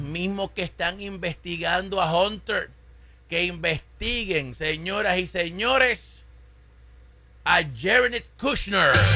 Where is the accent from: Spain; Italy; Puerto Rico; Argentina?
Puerto Rico; Caguas; en mi pueblo, en Caguas, Puerto Rico